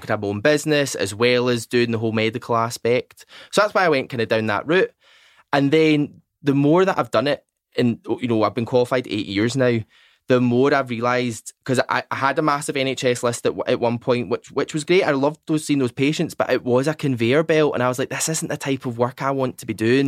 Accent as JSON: {"language": "English", "town": "Largs", "region": "Scotland", "country": "United Kingdom", "also_born_or_lived": "Newcastle / Glasgow", "moved": "yes", "said": "I'm actually from Largs"}